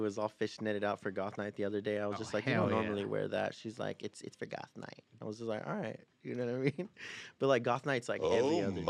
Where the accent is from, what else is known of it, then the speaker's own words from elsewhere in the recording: Fresno, California, United States; also born or lived in Oxnard, California; We're from Fresno, that's California, right. Central Valley. Grew up there. I was born in Oxnard.